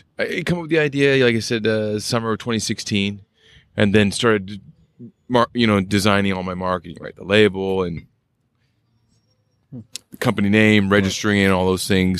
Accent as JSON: {"language": "English", "town": "Boise", "region": "Idaho", "country": "United States", "tie": "born or raised there", "moved": "yes", "said": "I grew up in Boise, Idaho."}